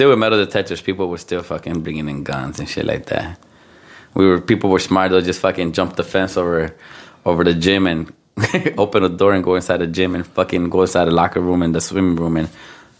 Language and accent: English; Chicago, Illinois, United States; also born or lived in Houston, Texas; well, I was born in Houston, Texas. If you guys didn't know that. Then we moved to Chicago, Humboldt Park. Been there most of my life. Been there for more than 33 years now.